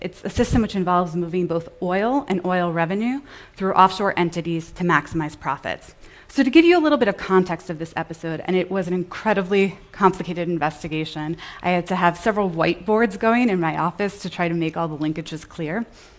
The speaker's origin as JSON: {"language": "English", "country": "United States", "said": "I'm an American"}